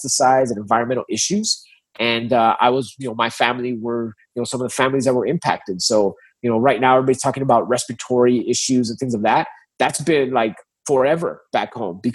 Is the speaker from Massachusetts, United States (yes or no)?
no; Olmito, Texas, United States; also born or lived in Brownsville, Texas; I grew up in a small colonia along the U.S.-Mexico border called Olmito. So Olmito, Texas is my hometown.